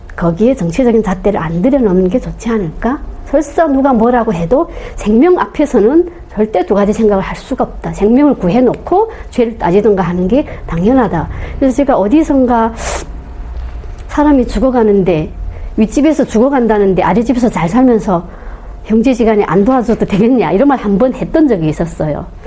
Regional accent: North Korea; moved away as an adult; now in South Korea; 저는 북한에서 온한사의

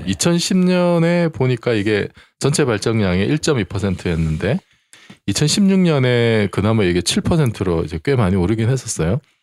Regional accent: Busan, South Korea; 제가 이제 그 고향이 부산인데

